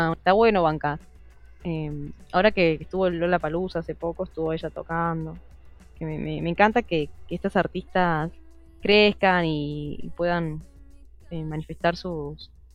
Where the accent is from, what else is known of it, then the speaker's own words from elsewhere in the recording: Argentina; soy argentina